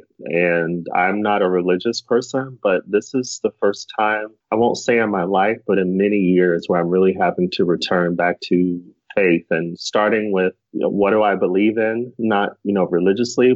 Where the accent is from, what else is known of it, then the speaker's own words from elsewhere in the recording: Arizona, United States; moved away as an adult; I'm from the West Coast, from Arizona originally